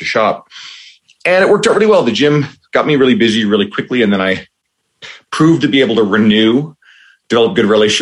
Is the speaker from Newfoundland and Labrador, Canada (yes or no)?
yes; St. John's, Newfoundland and Labrador, Canada; moved away as an adult; now in Edmonton, Canada; I grew up in St. John's, Newfoundland, well, in Newfoundland in general. And I moved out to Edmonton, Alberta when I was about 28.